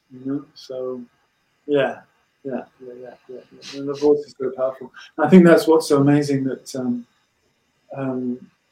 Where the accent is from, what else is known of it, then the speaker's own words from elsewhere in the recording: Wales, United Kingdom; So I was born in Wales to a Breton mum.